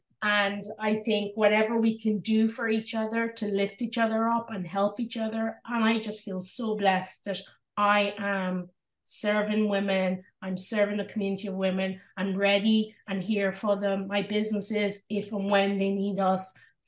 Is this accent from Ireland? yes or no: yes; Drogheda, Leinster, Ireland; When I was growing up in Ireland and I started school in Drogheda in County Louth here in Ireland, there was two black girls in my school and I was one of them.